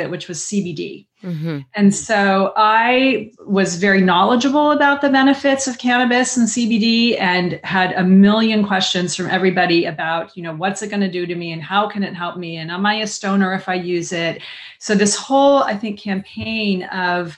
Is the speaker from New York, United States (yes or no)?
no; Southern California, United States; growing up in Southern California in the 70s